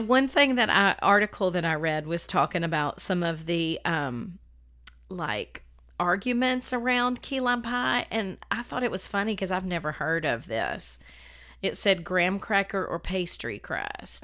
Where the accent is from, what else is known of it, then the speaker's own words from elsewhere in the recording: the South, United States; I'm a Southerner